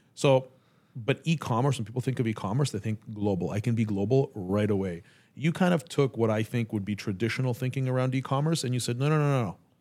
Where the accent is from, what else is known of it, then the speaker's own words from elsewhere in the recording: Canada; now in United States; I'm Canadian